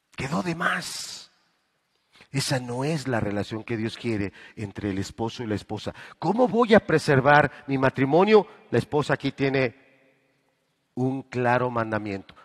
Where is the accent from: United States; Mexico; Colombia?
Mexico; nosotros los mexicanos